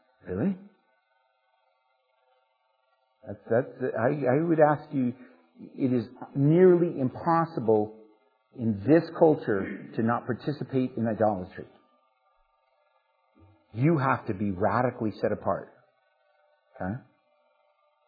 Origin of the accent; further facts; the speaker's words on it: United States; especially as Americans, but as American Christians and as churchgoers